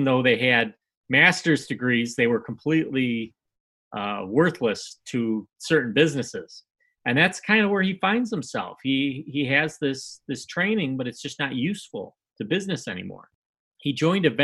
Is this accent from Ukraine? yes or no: no; United States; a white American Irishman podcaster's